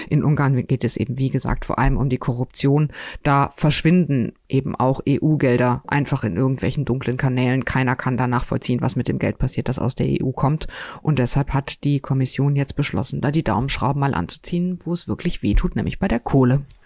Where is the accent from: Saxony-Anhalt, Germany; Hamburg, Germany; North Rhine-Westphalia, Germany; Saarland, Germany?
North Rhine-Westphalia, Germany; now in Cologne, Germany; Ich bin gebürtige Westfälin